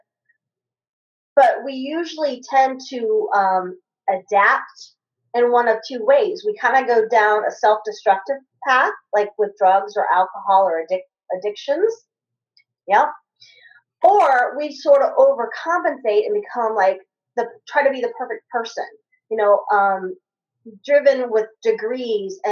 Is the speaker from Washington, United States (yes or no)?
no; Kentucky, United States; I grew up in Kentucky